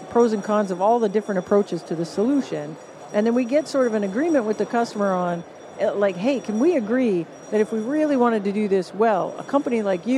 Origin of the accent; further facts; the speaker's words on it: Canada; accent: Canadian; my glorious Canadian accent